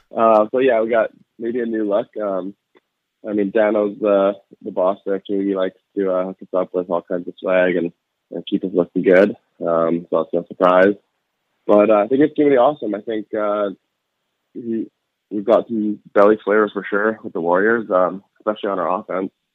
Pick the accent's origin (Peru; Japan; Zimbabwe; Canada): Canada; Vancouver, British Columbia; moved away as an adult; also born or lived in Buffalo; pretty surreal being in, in the hometown